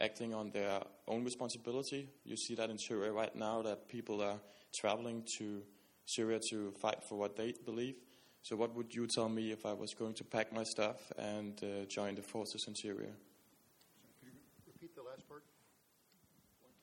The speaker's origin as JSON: {"language": "English", "country": "Denmark", "said": "I'm from Denmark."}